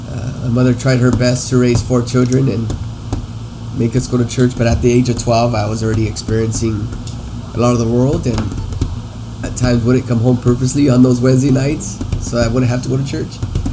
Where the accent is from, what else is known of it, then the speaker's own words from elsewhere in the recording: Huntington Park, California, United States; I was raised in Praise Chapel, Huntington Park, since the age of two.